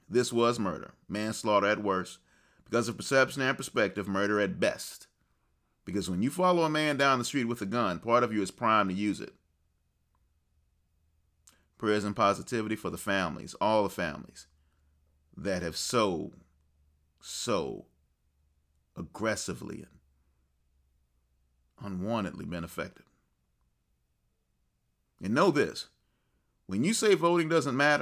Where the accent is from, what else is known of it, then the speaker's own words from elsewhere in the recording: United States; I'm American through and through.